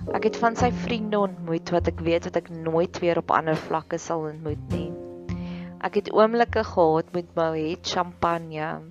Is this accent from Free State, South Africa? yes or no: yes; Free State, South Africa; ek groot geword het in die Vrystaat